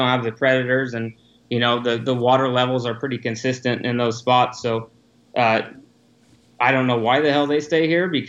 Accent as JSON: {"language": "English", "region": "Southern Illinois", "country": "United States", "tie": "born or raised there", "moved": "as an adult", "lives_now": "Arizona, United States", "said": "me growing up in the Midwest, kind of in and around a lot of agriculture"}